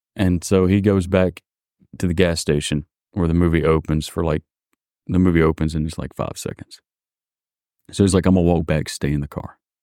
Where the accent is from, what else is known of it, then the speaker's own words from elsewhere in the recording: Mississippi, United States; I'm from Mississippi